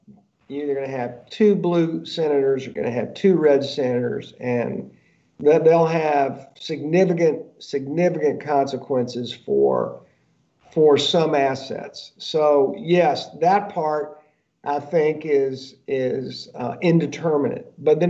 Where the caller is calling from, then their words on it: Georgia, United States; It's funny, I'm actually speaking from Georgia right now. So I know this in Georgia.